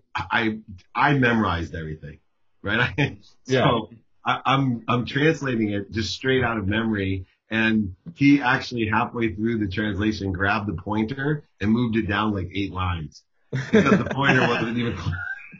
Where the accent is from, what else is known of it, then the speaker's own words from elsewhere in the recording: Akron, Ohio, United States; moved away; also born or lived in San Diego; my family was very religious growing up. We lived in Fairlawn, which was a Jewish part of Akron, Ohio